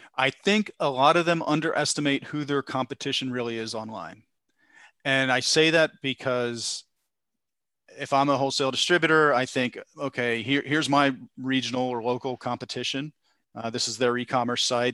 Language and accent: English; Philadelphia, Pennsylvania, United States; I'm from Philadelphia area